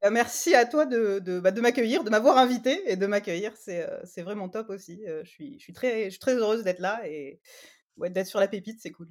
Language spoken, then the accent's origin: French; Martigues, Provence-Alpes-Côte d'Azur, France; moved away as an adult; also born or lived in Marseille; je suis originaire de Marseille enfin de Martigues à côté